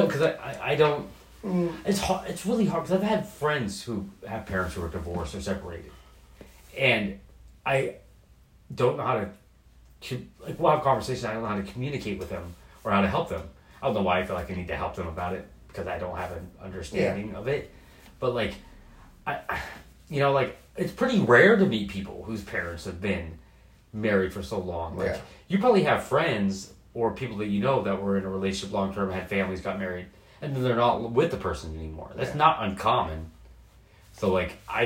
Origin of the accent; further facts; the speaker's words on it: Portland, Oregon, United States; moving to the Pacific Northwest and growing up in Portland my whole life